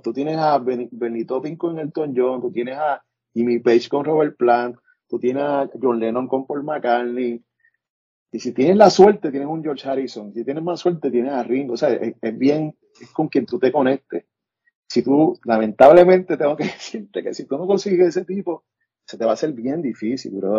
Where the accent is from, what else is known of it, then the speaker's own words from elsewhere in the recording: Puerto Rico; moved away; afuera yo escuchaba música que no escuchaba en Puerto Rico